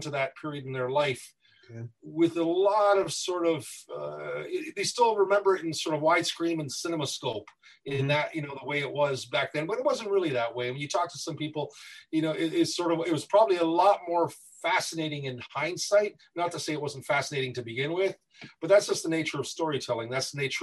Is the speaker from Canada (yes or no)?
yes; Windsor, Ontario, Canada; also born or lived in Toronto, Ontario; I was born in Toronto, raised in Windsor, but formed in Detroit